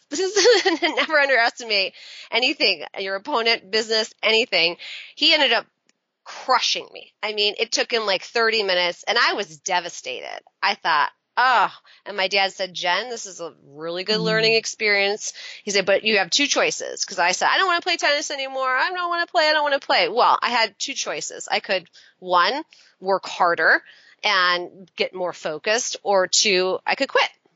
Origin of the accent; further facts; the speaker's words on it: right outside of Ann Arbor, Michigan, United States; now in Washington, D.C., United States; I grew up in Michigan and right outside of Ann Arbor